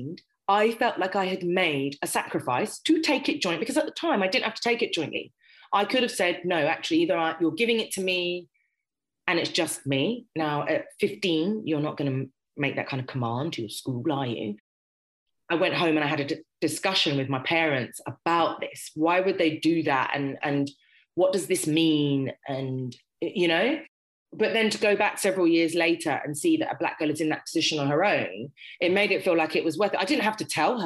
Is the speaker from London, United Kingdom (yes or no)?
yes; Harrow, London, United Kingdom; I grew up in Harrow